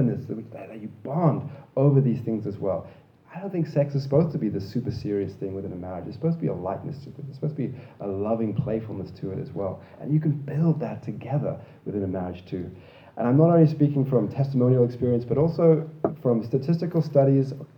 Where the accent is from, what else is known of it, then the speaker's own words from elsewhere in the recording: Zimbabwe; also born or lived in Australia; now in Canada; I grew up in Zimbabwe where dogs were not allowed inside the house